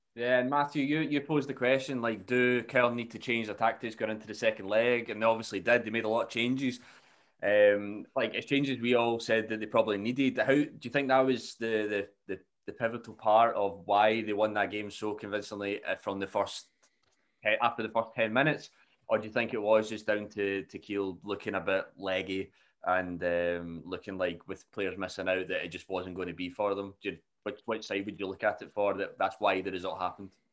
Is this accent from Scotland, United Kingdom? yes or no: yes; Scotland, United Kingdom; being Scottish